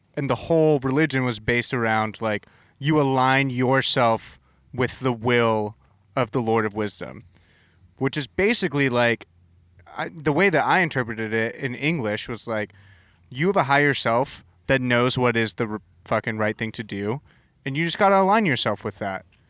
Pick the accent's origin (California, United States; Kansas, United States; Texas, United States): California, United States; Southern; also born or lived in Boston; now in Portland, United States; I grew up in Southern California